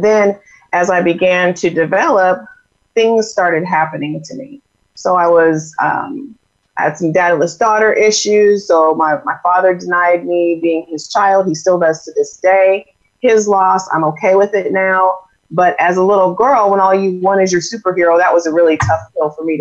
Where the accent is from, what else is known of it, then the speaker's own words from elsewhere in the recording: Iowa, United States; moved away as an adult; now in Arizona, United States; I'm originally from Iowa